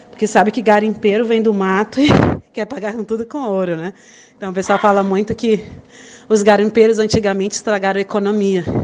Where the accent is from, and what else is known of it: Amazonas, Brazil; moved away as an adult; now in Guyana